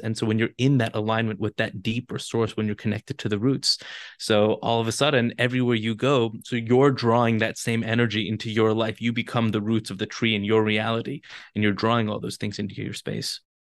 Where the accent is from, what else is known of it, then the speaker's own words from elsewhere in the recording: Los Angeles, California, United States; moved away as an adult; also born or lived in Jerusalem, Israel; now in Israel; I'm born and raised in Los Angeles